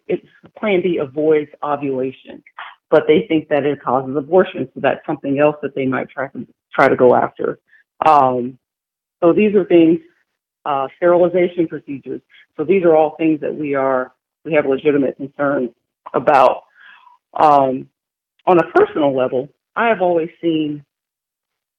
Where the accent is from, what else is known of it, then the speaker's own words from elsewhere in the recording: Louisiana, United States; I grew up in Louisiana